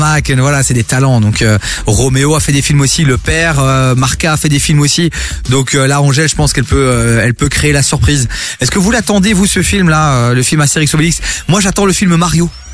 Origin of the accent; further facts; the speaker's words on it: Dilbeek, Flanders, Belgium; moi de Dilbeek.